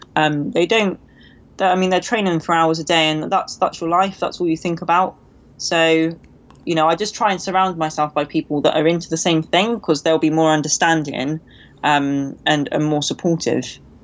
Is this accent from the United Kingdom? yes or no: yes; Cornwall, South West England, United Kingdom; also born or lived in London; I moved back down to Cornwall to stay with my mum